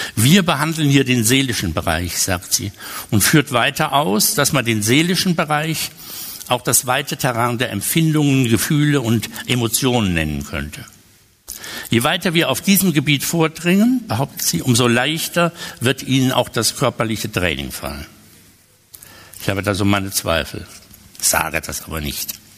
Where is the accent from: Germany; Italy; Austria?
Germany; Westerwald; also born or lived in Cologne; Ich bin im Westerwald aufgewachsen und dieses Elternhaus gibt es